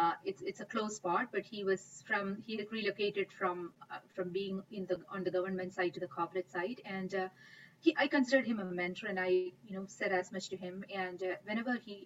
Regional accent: India; moved away; I grew up in India

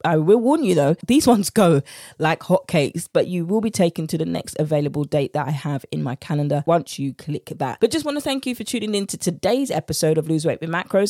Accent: United Kingdom; accent: British; my British accent

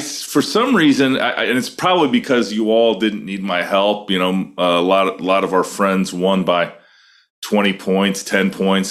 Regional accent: Iowa, United States; my home state of Iowa

